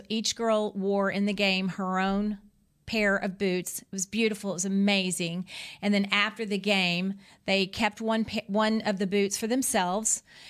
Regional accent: Kentucky, United States; Well, I'm from Kentucky.

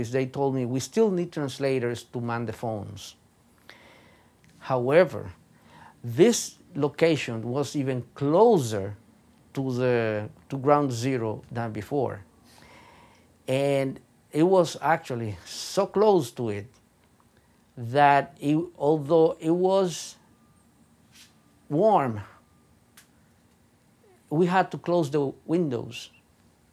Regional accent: Dominican Republic; English is a second language; moved away as an adult; now in United States; I am an immigrant like you. I'm Dominican.

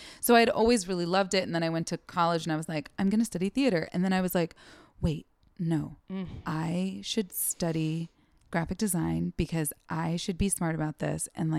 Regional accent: Seattle, Washington, United States; moved away as an adult; also born or lived in Los Angeles / Portland, Oregon; now in New York, United States; I'm originally from Seattle. Yes. Yes. I went to school in LA and then like transferred to another school in Washington State and then ended up in Portland for a couple of years.

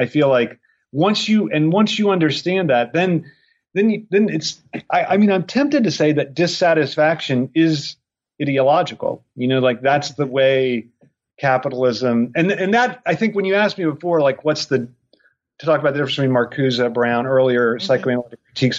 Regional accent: Ireland; I am Irish.

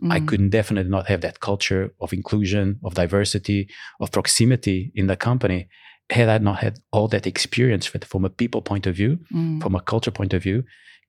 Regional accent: Portugal; also born or lived in Angola; And in fact, I'm Portuguese, but I was born in Africa, in Angola, which at the time was a colony for Portugal.

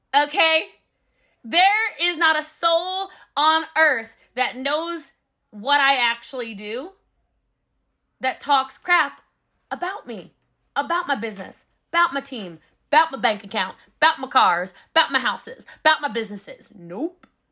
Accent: Texas, United States; I'm a Texan

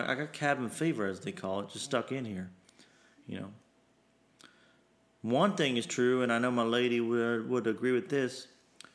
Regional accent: Kentucky, United States; my hometown in Kentucky

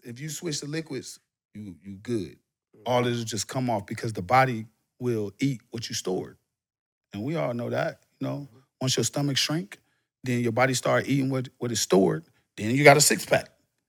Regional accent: Florida, United States; for me is Florida. In. I'm from Florida.

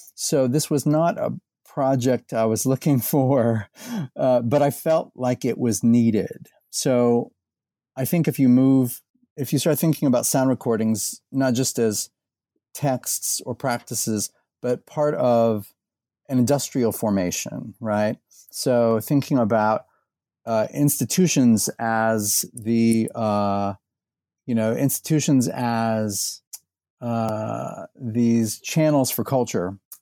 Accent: Indianapolis, Indiana, United States; moved away as an adult; also born or lived in Bowling Green, Ohio / Texas; now in Louisville, United States; I was born in Indiana. I grew up in and around Indianapolis.

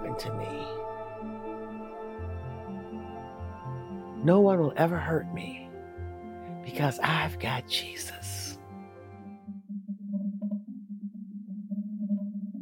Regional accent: Saginaw, Michigan, United States; I grew up in Saginaw, Michigan

